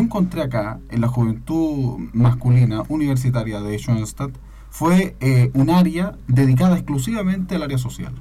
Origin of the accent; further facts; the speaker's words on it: Chillán, Ñuble, Chile; moved away as an adult; now in Concepción, Chile; Yo no soy de acá de Concepción, yo no soy penquista, yo soy de Chillán